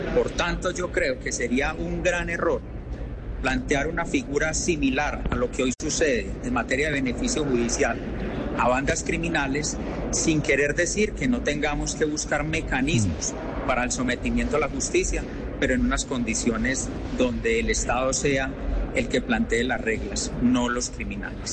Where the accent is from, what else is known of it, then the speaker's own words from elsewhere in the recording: Antioquia, Colombia; mi tierra antioqueña